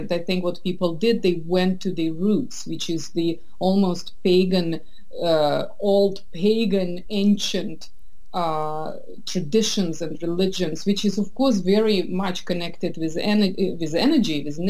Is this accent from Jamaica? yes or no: no; Russia; I'm from Soviet Russia, that's where I grew up.